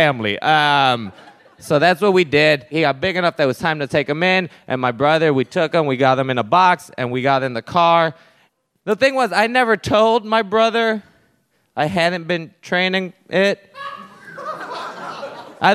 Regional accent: Puerto Rico; moved away; I grew up there. I did. And this is a thing growing up in Puerto Rico

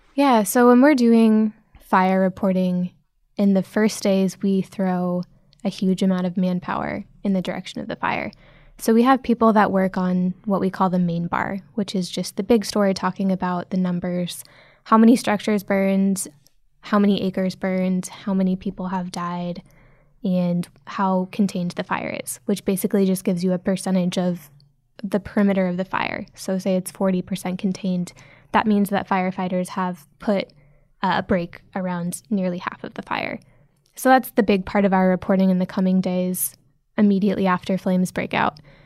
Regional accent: Nebraska, United States; now in San Francisco, United States; I grew up in Nebraska

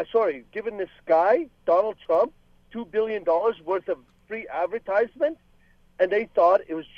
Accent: Lebanon; now in Canada; I am originally from Lebanon. I came here in 1977. And basically, number one, I'm Canadian. Number two, I'm Lebanese.

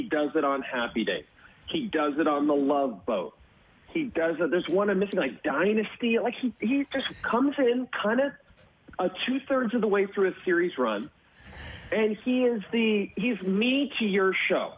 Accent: Northern Alberta, Canada; growing up in Northern Alberta

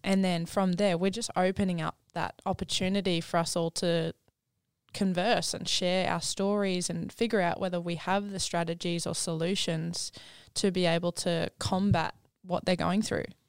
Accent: Gold Coast, Queensland, Australia; I grew up down on the Gold Coast with a family of five

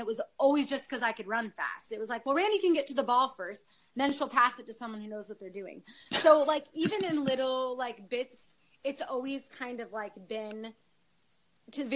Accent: Northern California, United States; I grew up in Northern California up in the mountains

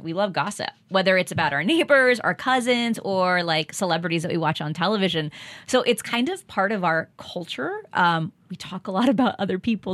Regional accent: Texas, United States; moved away; I grew up in Texas

